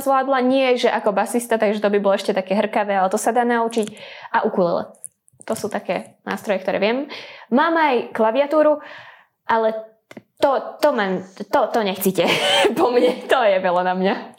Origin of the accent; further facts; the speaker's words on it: Dunajská Streda, Trnava Region, Slovakia; som z Dunajskej stredy